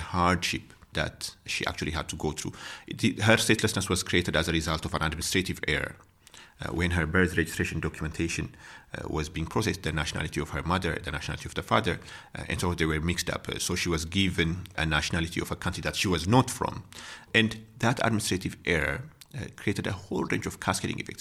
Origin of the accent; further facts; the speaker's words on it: Ethiopia; moved away as an adult; now in South Africa; I'm from Ethiopia